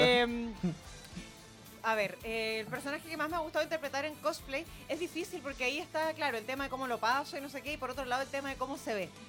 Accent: Chile; soy la única chilena que lo tiene

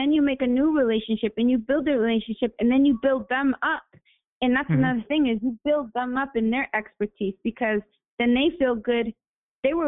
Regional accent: Lynn, Massachusetts, United States; I grew up in Lynn, where it's so multicultural as well.

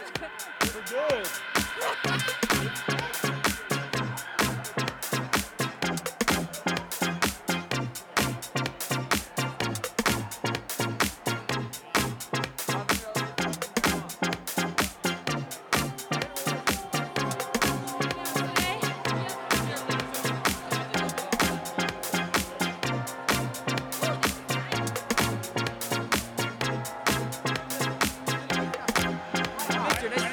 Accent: the South, United States; I'm from the South

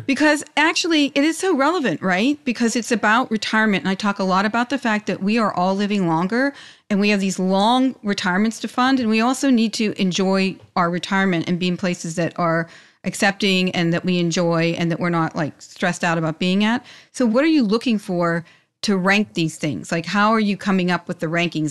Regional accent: Pittsburgh, Pennsylvania, United States; moved away; also born or lived in New York; I'm from Pittsburgh

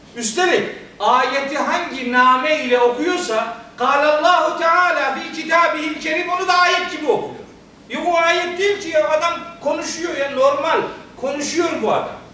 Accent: Trabzon, Turkey; Ben Trabzonluyum

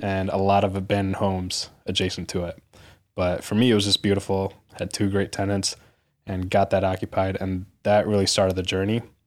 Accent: suburbs of Detroit, Michigan, United States; my hometown in the suburbs of Detroit

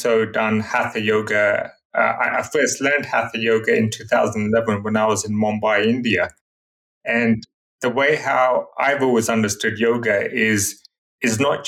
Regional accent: London, United Kingdom; I've been born and brought up in Greater London in the UK

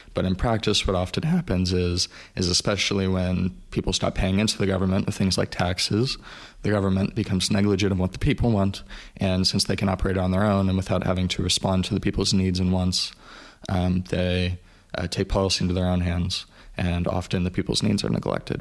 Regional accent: United States; growing up in the States

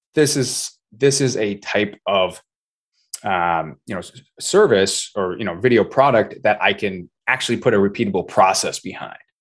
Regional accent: Vermont, United States; I grew up in Vermont

